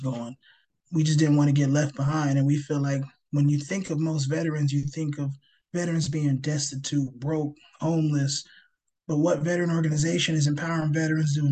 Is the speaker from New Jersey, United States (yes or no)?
yes; New Jersey, United States; I grew up in New Jersey